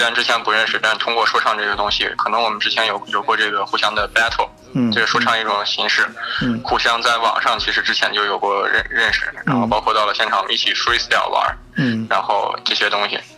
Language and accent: Chinese; Shanxi, China; moved away as an adult; now in Germany; 我是山西人